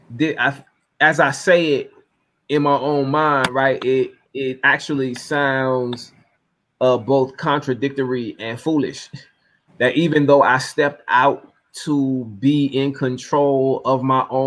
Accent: Norfolk, Virginia, United States; my hometown, in Norfolk, Virginia

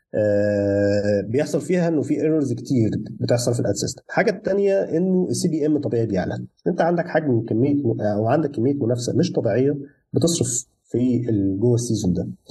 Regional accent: Egypt; احنا هنا كمصريين

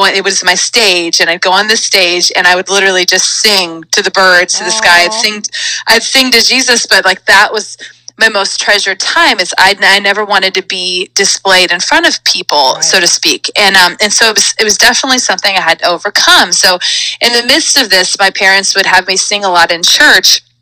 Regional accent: Auburn, California, United States; I grew up actually in Northern California

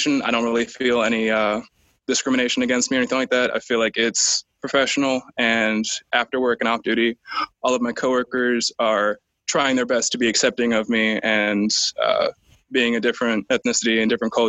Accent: Atlanta, Georgia, United States; moved away as an adult; I came from Atlanta, Georgia

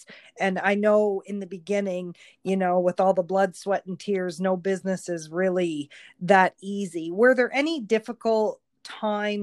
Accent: Harvey, New Brunswick, Canada; moved away; my hometown

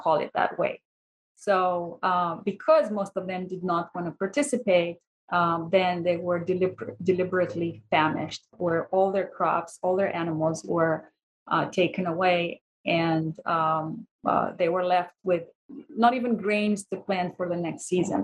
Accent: Romania; I am actually from Romania.

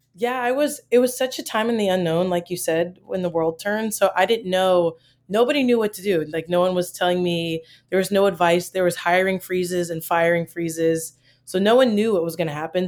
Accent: Maryland, United States; moved away as an adult; also born or lived in Michigan; I'm from Maryland

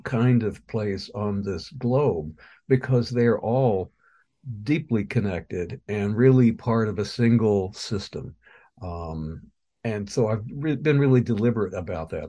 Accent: Missouri, United States; moved away as an adult; now in Ohio, United States; I've been in Ohio for longer than I've been, or longer than I lived in my home state of Missouri.

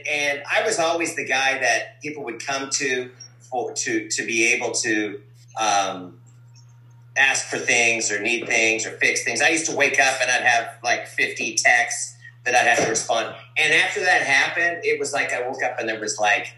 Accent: Calgary, Alberta, Canada; I was born in Calgary, Alberta. Ukrainian from Calgary.

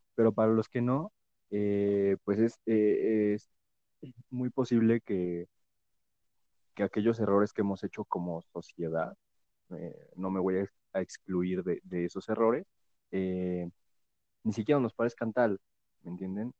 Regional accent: Mexico; como mexicanos

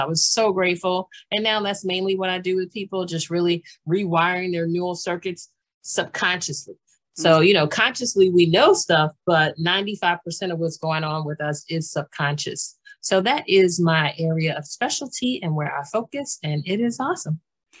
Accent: Washington, District of Columbia, United States; born there; also born or lived in Maryland / Pennsylvania / New Jersey / North Carolina; I was born in Washington, D.C., and I've lived in Maryland and Pennsylvania and New Jersey. And Pennsylvania. And then we went to North Carolina and also lived in Georgia.

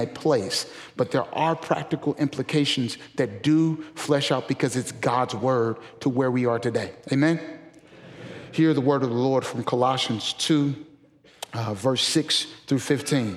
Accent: St. Louis, Missouri, United States; moved away as an adult; now in Memphis, United States; I'm originally from St. Louis

